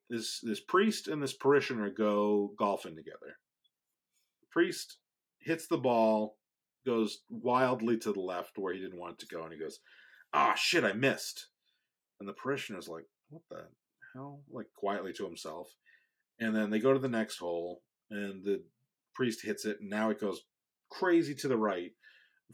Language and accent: English; Marlborough, Massachusetts, United States; also born or lived in Framingham, Massachusetts; I grew up in Marlboro, but I went to high school in Framingham